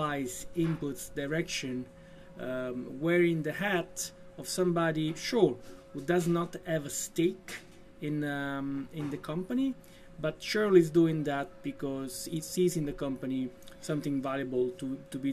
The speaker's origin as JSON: {"language": "English", "country": "Italy", "moved": "as an adult", "lives_now": "Denmark", "said": "I'm from Italy. I moved to Denmark in 2010."}